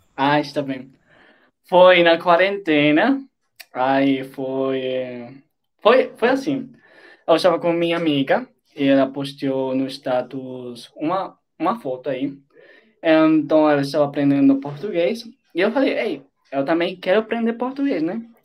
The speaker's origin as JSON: {"language": "Portuguese", "country": "Colombia", "second_language": "Portuguese", "said": "Eu sou da Colômbia e eu tenho 21 anos"}